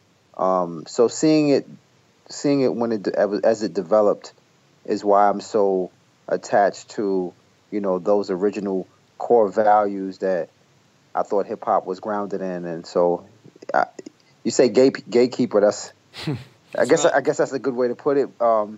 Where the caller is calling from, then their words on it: New Jersey, United States; also born or lived in Brooklyn; I'm in New Jersey. I live in Jersey now. I moved from Brooklyn in 2006.